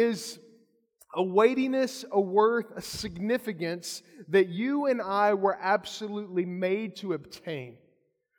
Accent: Kentucky, United States; I'm from Kentucky

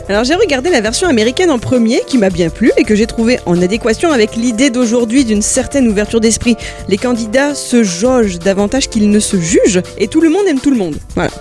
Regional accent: France; en tant que Française

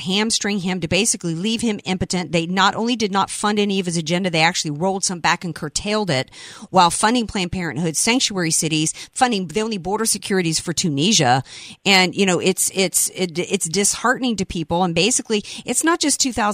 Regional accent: the South, United States; now in San Diego, United States; I grew up in the South

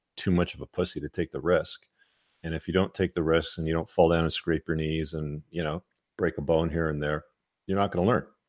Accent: England, United Kingdom; moved away; I was born in England

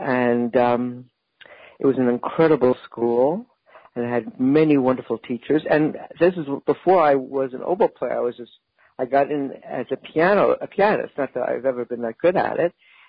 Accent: New York City, New York, United States; moved away as an adult; I grew up in New York City in the Bronx, and so I went to PS 70 and PS 95 through eighth grade.

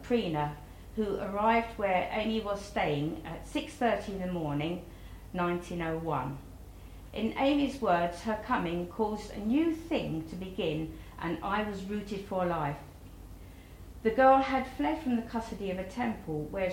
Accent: United Kingdom; we're British

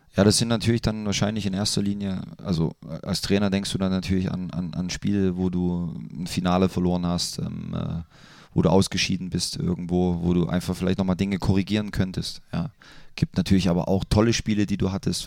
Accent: Leipzig, Saxony, Germany; moved away as an adult; now in Mönchengladbach, Germany; ich mag meine Heimat sehr

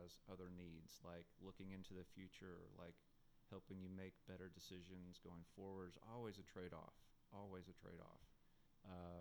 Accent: North Little Rock, Arkansas, United States; moved away; that's my hometown

